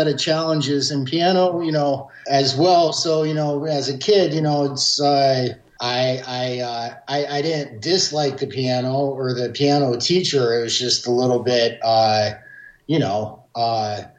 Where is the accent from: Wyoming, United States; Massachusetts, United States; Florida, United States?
Florida, United States; Jacksonville; I grew up in Jacksonville, Florida